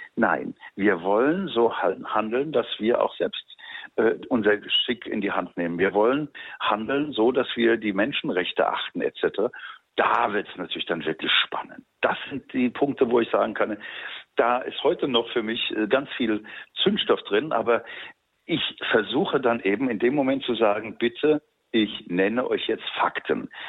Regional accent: Mainz, Rhineland-Palatinate, Germany; moved away as an adult; also born or lived in Dresden; now in Cairo, Egypt; meine äh, jugendliche Biografie, die ja von Mainz, wo ich geboren bin, dann über Dresden gegangen ist

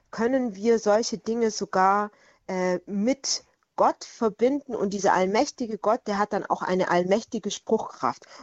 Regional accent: Swabia, Germany; in meiner Heimat im Schwabenland war sogar Kinderhexenverfolgung einer der Schwerpunkte der äh, damaligen äh, juristischen Handlungen

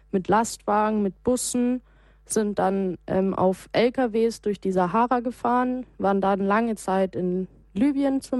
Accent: Munich, Bavaria, Germany; ich bin in München aufgewachsen, ich bin hier in den Kindergarten gegangen, ich bin hier zur Schule gegangen

